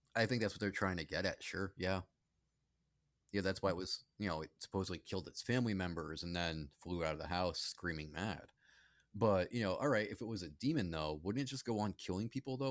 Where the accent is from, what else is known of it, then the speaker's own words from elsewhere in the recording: Charlton, Massachusetts, United States; growing up in Charlton and Massachusetts, that's a small town